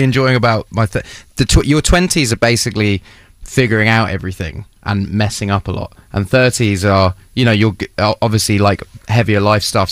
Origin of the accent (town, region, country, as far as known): Ipswich, East of England, United Kingdom; born or raised there